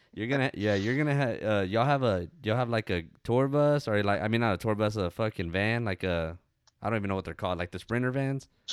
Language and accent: English; Ozona, Texas, United States; there's a old like river that we go to in my hometown called Pandale.